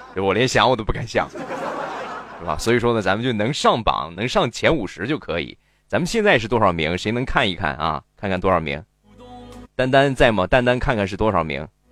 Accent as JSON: {"language": "Chinese", "region": "Shandong", "country": "China", "said": "我们山东方言的理解，就是山东话都是一个味儿，实际不是"}